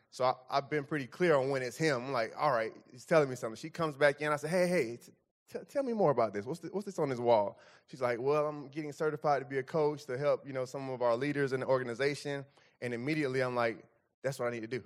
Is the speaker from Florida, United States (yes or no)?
yes; Fort Lauderdale, Florida, United States; moved away; I'm from Fort Lauderdale, like, thirty minutes north of Mi-, north of Miami